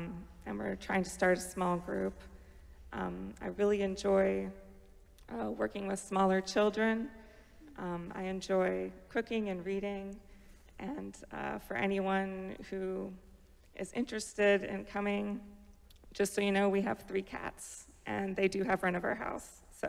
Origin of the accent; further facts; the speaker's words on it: Brevard County, Florida, United States; I grew up here in Brevard County.